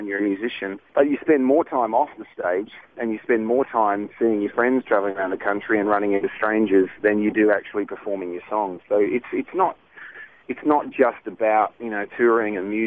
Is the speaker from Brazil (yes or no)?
no; Australia; now in United States; I'm Aussie